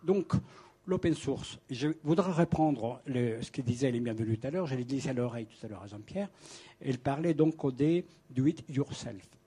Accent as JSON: {"language": "French", "country": "Colombia", "tie": "born or raised there", "moved": "as an adult", "lives_now": "Paris, France", "said": "je viens de l'Amérique latine, je suis né en Colombie, j'ai connu le mouvement indien, j'ai connu le mouvement paysan. J'ai passé mon jeune âge, donc des 15 à 18 ans, dans des territoires"}